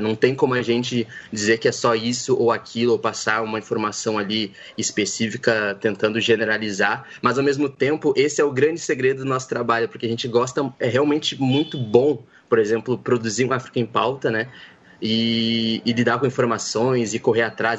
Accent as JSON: {"language": "Portuguese", "town": "São Gabriel", "region": "Rio Grande do Sul", "country": "Brazil", "moved": "yes", "lives_now": "Rio de Janeiro, Brazil", "said": "minha querida São Gabriel."}